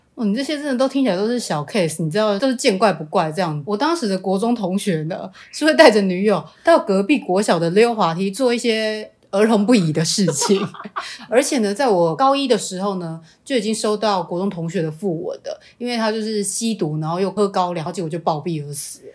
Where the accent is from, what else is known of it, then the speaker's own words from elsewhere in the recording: Changhua County, Taiwan; moved away as an adult; 上大学以前呢，我都待在我的家乡，也就是彰化